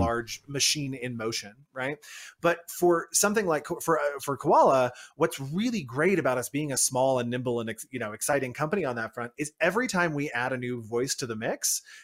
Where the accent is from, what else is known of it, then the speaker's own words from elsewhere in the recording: United States; I am based in the U S and I am an American myself